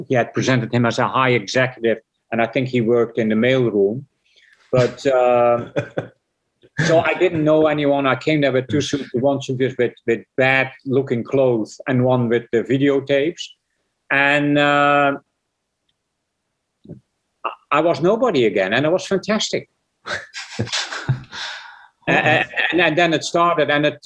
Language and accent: English; Netherlands; moved away as an adult; I was born in Holland, so I made my first six features before I was 33. I made six features in Holland